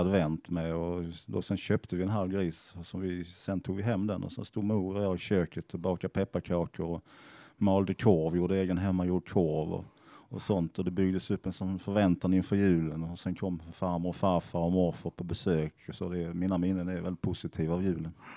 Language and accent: Swedish; Sweden; Jag växte upp i södra Småland